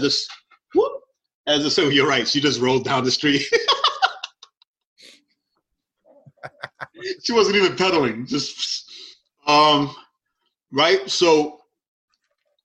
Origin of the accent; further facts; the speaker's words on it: New York City, New York, United States; growing up in liberal New York City